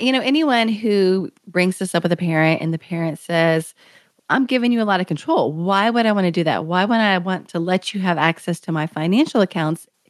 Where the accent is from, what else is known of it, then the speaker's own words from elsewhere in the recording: Kentucky, United States; moved away as an adult; I had just moved back to my home state of Kentucky